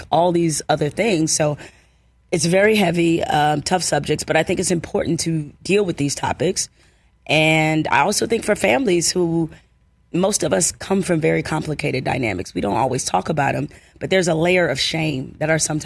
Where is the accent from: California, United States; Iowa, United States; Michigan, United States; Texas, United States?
Michigan, United States; Detroit; my life growing up in Detroit